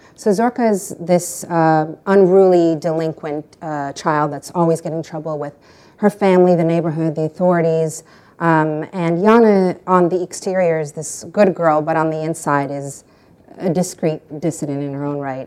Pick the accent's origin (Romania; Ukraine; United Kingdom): Ukraine; moved away; also born or lived in France / United States; I was born in Soviet Ukraine, which is now independent Ukraine.